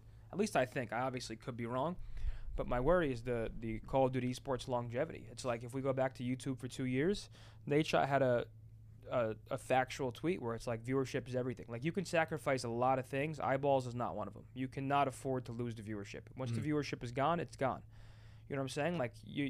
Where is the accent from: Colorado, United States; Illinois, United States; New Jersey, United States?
New Jersey, United States; New Jersey.